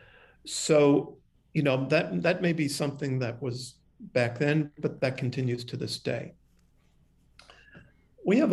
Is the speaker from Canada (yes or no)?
no; New York City, New York, United States; I'm a New Yorker